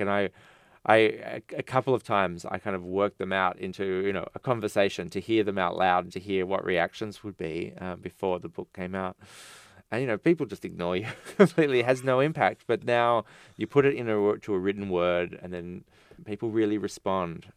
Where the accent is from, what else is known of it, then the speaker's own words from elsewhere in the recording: Australia; an Australian writer